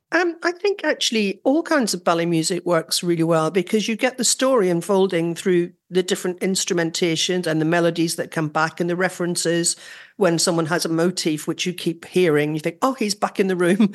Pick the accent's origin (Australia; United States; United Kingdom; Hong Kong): United Kingdom; Northern Ireland; accent: Northern Irish; my Northern Irish accent